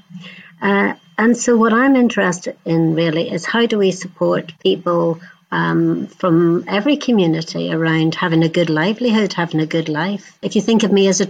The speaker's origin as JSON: {"language": "English", "region": "Northern Ireland", "country": "United Kingdom", "tie": "born or raised there", "said": "I grew up in Northern Ireland"}